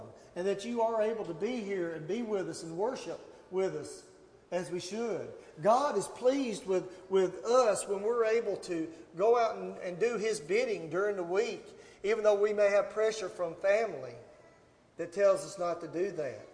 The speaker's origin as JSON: {"language": "English", "town": "Gallatin", "region": "Tennessee", "country": "United States", "tie": "born or raised there", "lives_now": "Portland, United States", "said": "I grew up in Gallatin. I live here now in Portland."}